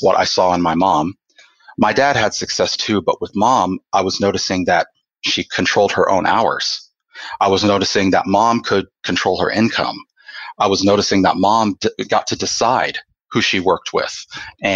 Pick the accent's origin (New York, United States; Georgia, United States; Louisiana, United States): Georgia, United States; Atlanta; now in Oklahoma, United States; I was born and raised in Atlanta, Georgia